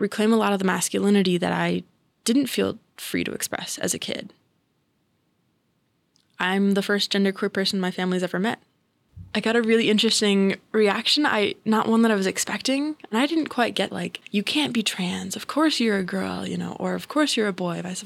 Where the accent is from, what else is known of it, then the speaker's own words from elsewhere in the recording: Central California near Sacramento, United States; I grew up in Central California near Sacramento